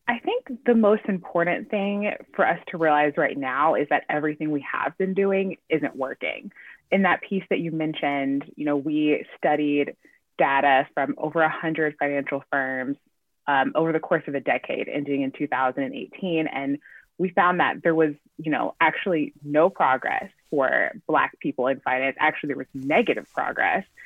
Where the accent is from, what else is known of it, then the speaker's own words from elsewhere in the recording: Chattanooga, Tennessee, United States; moved away as an adult; also born or lived in New York; I grew up in Tennessee and I you know got into journalism in college